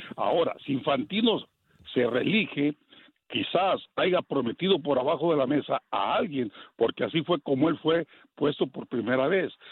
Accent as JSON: {"language": "Spanish", "country": "Mexico", "said": "yo soy de México"}